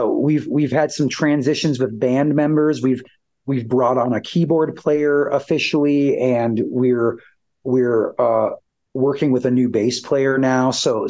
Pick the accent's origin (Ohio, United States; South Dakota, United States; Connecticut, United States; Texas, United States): South Dakota, United States; Aberdeen; where I'll actually get to bring the band back to my hometown of Aberdeen, South Dakota for a music festival there.